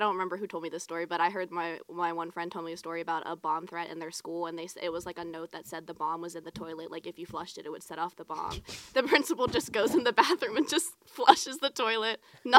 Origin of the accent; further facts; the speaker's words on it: Mount Pleasant, Pennsylvania, United States; Like, yeah, by Greensburg.